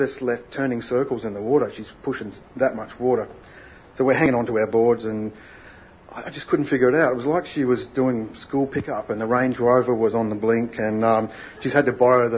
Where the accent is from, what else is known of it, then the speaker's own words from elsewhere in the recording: Australia; I grew up in Australia's last whaling town.